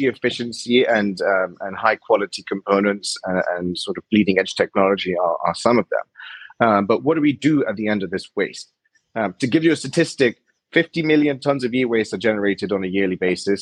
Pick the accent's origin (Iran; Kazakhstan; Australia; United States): Iran; I'm from Iran